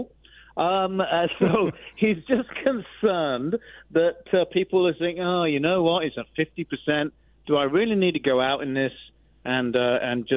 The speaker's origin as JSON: {"language": "English", "region": "Central Florida", "country": "United States", "accent": "North Florida", "moved": "yes", "lives_now": "Iowa, United States", "said": "I was from Central Florida"}